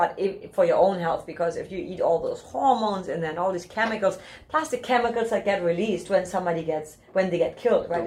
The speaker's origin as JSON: {"language": "English", "country": "Germany", "said": "I'm from Germany"}